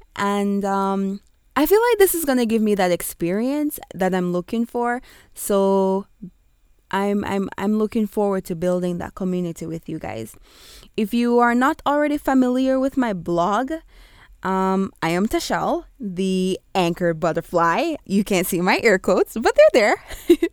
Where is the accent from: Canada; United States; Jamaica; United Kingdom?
Jamaica; Kingston; accent: Kingstonian; I will be going with my Kingstonian accent at times